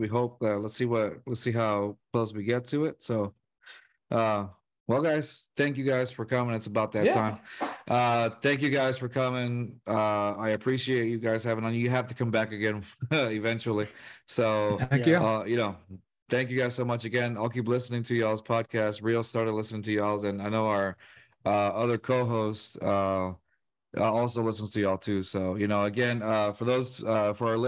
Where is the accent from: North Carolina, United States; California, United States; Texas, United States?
California, United States; Northern; I grew up in Northern California